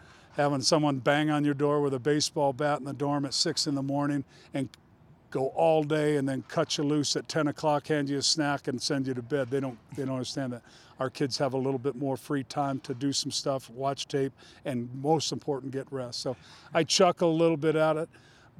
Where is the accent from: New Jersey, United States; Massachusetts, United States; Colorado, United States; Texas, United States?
Colorado, United States; moved away; I'm a mountain guy. I'm from Colorado